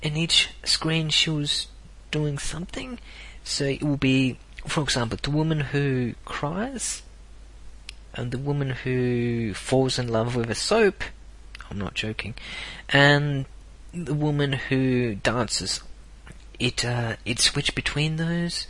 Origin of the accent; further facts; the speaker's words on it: South Australia, Australia; I was born in South Australia